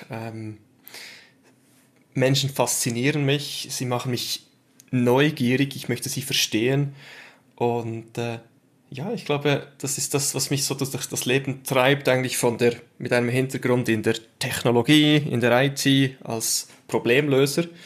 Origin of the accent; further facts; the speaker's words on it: Switzerland; Ähm, wie man es am Akzent dann hört, bin ich Schweizer.